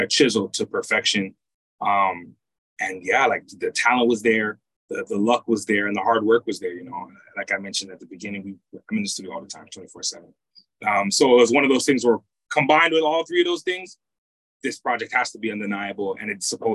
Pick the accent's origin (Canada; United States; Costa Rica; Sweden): Canada; Toronto, Ontario; also born or lived in United Kingdom / Jamaica (ancestry); I'm from Toronto, from Scarborough.